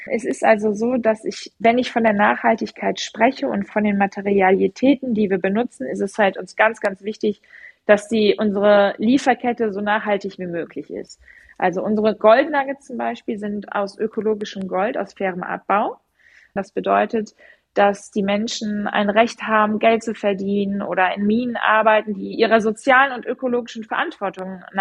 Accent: Rhineland, Germany; Ich bin ja Rheinländerin, deswegen erwähne ich jetzt den Rhein.

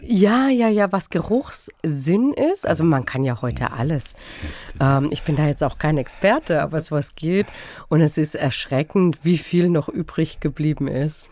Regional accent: Freiburg, Baden-Württemberg, Germany; ich bin in Freiburg groß geworden

